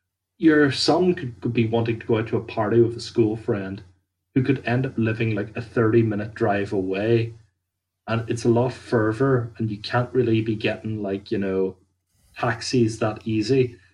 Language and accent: English; Northern Ireland, United Kingdom; like, I'm from Ireland, so it's kind of like anywhere that I would be drinking, it wouldn't be preposterous to get a taxi back.